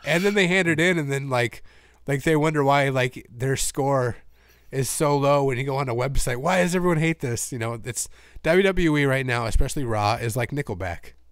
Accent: Minnesota, United States; this show is in my hometown.

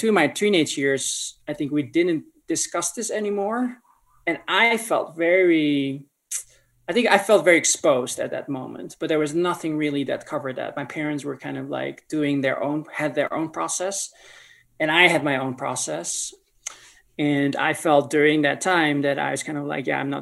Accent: North Holland, Netherlands; moved away as an adult; now in Colorado Springs, United States; I grew up in the Netherlands, born and raised from parents who were immigrants from Indonesia.

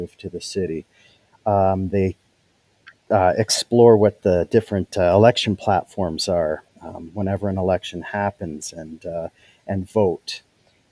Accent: Kitchener, Ontario, Canada; now in Huntsville, Canada; I'm from Kitchener originally, but ended up north here

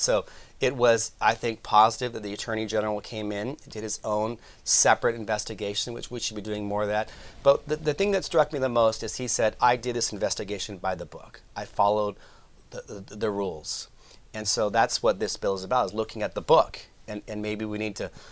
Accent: Sacramento, California, United States; here in Sacramento, my hometown

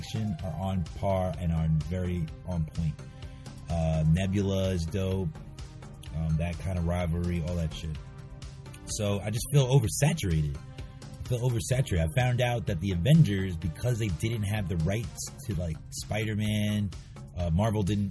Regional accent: New York City, New York, United States; I went to school in Queens, and I was raised in Queens

